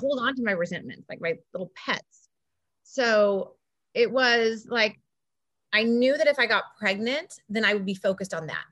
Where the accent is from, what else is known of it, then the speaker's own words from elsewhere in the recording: Laguna Beach, California, United States; I grew up in Laguna Beach